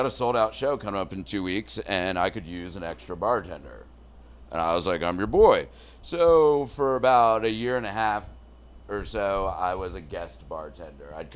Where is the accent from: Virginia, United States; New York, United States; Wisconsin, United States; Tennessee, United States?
Virginia, United States; Northern; I grew up in Northern Virginia and spent a lot of time at the Smithsonian